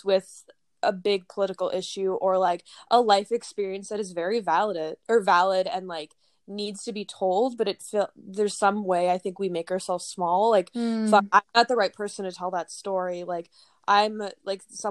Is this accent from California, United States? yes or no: no; Minnesota, United States; moved away as an adult; now in New York City, United States; I came to the city from Minnesota originally